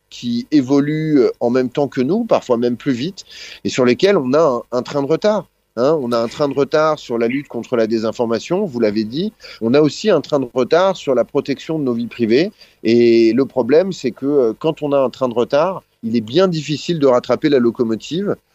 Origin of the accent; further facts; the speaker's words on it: France; moi je suis français, donc la société française a quelque chose à dire